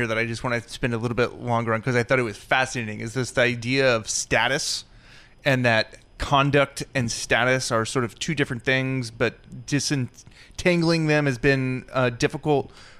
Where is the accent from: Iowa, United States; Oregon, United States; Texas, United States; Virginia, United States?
Oregon, United States; Portland; my hometown of Portland, Oregon